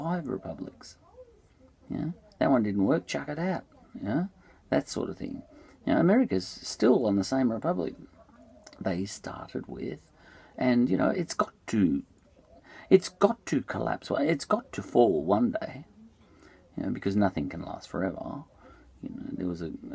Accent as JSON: {"language": "English", "country": "Australia", "said": "I'm an Australian"}